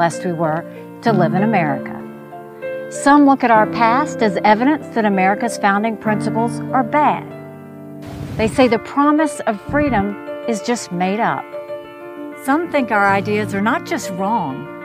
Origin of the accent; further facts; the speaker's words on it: South Carolina, United States; I was born and raised in South Carolina